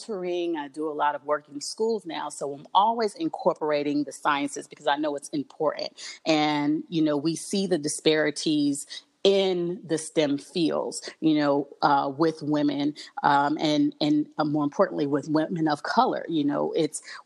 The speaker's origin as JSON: {"language": "English", "town": "New York City", "region": "New York", "country": "United States", "tie": "born or raised there", "said": "I grew up in Brooklyn, New York"}